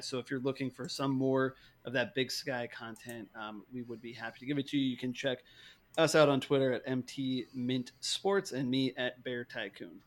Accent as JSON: {"language": "English", "town": "Great Falls", "region": "Montana", "country": "United States", "tie": "born or raised there", "said": "my hometown, Great Falls, Montana"}